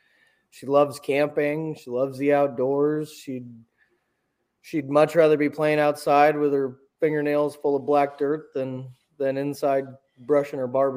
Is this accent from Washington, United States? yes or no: no; Warsaw, Missouri, United States; I grew up in Warsaw, Missouri, just kind of south of Kansas City, a couple hours